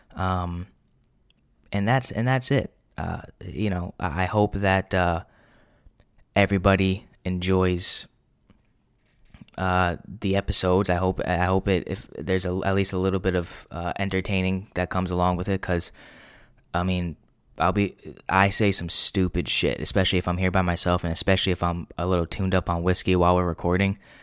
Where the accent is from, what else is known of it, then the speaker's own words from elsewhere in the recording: New England, United States; I'm twenty-four, born and raised in New England